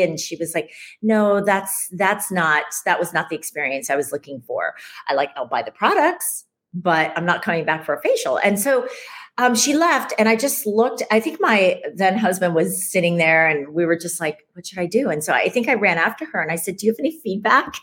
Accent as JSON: {"language": "English", "town": "Ames", "region": "Iowa", "country": "United States", "tie": "born or raised there", "moved": "yes", "lives_now": "New York City, United States", "said": "I grew up in Ames, Iowa, of all places"}